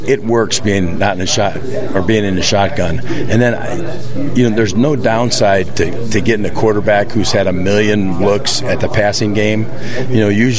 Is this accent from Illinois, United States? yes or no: yes; Aurora, Illinois, United States; moved away; I grew up in Aurora